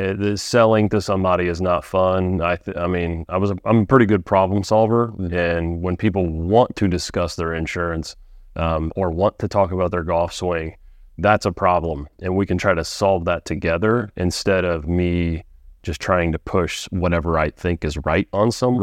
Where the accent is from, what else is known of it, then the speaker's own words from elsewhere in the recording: Frankfort, Indiana, United States; I'm not from Lafayette, but pretty close, Frankfort, Indiana.